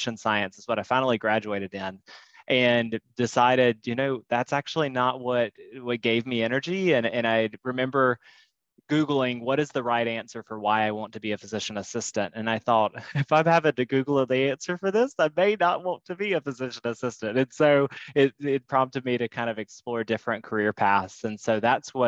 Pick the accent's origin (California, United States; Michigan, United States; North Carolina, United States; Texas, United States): North Carolina, United States; moved away as an adult; now in Chicago, United States; I'm from, born and raised in North Carolina